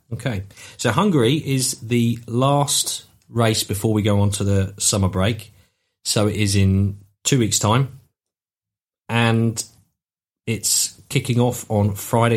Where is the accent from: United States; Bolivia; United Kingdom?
United Kingdom; as a British fan